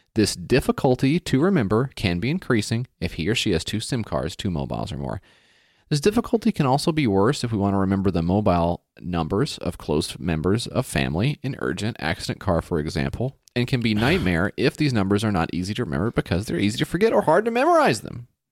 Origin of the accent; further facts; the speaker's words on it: United States; me as an American guy